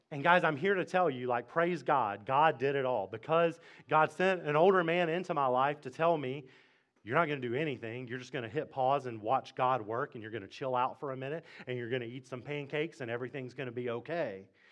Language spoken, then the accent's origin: English; Mississippi, United States; now in Fredericksburg, United States; I'm from Mississippi